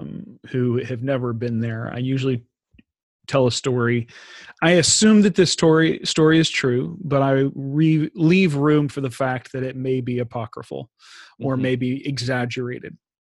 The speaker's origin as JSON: {"language": "English", "town": "Houston", "region": "Texas", "country": "United States", "moved": "as an adult", "lives_now": "Sweden", "said": "I'm from Houston, Texas. I love being from Houston, Texas."}